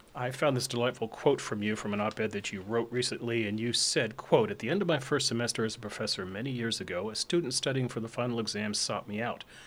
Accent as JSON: {"language": "English", "region": "Virginia", "country": "United States", "tie": "born or raised there", "said": "I was raised in the Old Dominion"}